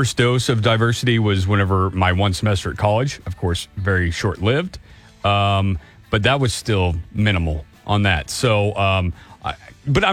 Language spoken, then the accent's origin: English; Nixa, Missouri, United States; now in Tulsa, United States; I'm actually from Nixa, which is just south of Springfield, and it's even higher rate. There was, I think, one black kid in my graduating class of like almost 300.